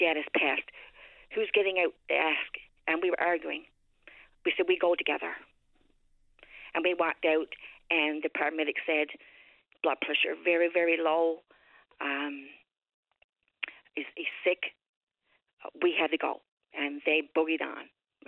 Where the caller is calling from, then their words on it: Harbour Breton, Newfoundland and Labrador, Canada; I'm calling from Harbor Breton.